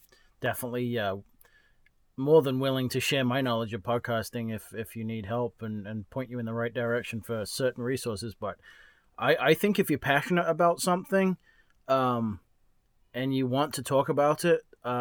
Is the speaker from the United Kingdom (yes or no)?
yes; England, United Kingdom; moved away; also born or lived in New Hampshire; I'm from England.